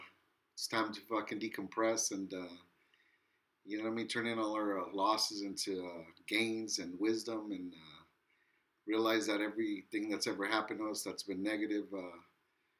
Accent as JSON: {"language": "English", "town": "Wilmington", "country": "United States", "said": "I'm from Wilmington"}